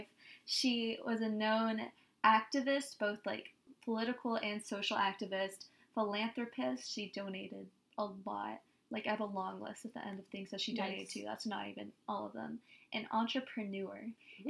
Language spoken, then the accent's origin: English; Northeast Louisiana, United States; now in New Orleans, United States; we're from Northeast Louisiana, yeah. which is where Delta is.